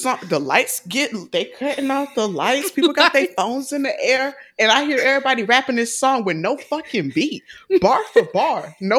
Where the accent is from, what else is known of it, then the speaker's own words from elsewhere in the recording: the South, United States; I'm from the South. So when I got to DC, I was at a party like freshman